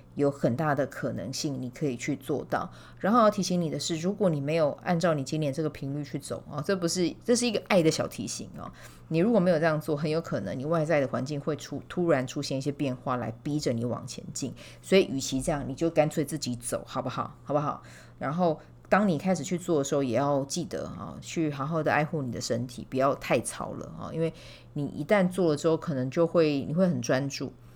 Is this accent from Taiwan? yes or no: yes; Kaohsiung, Taiwan; moved away; 海港城市长大的小孩嘛，我是高雄人。对，可是我住的地方算北高雄